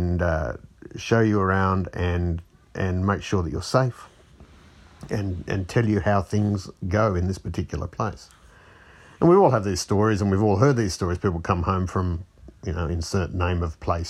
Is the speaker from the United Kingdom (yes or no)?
no; Fiji; moved away; I grew up in Fiji